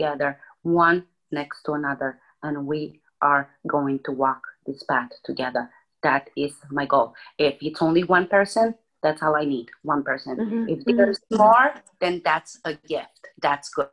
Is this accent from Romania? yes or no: yes; Romania; English is a second language; moved away as an adult; now in United States; I was born in Romania, born and raised, moved in the United States when I was 23 years old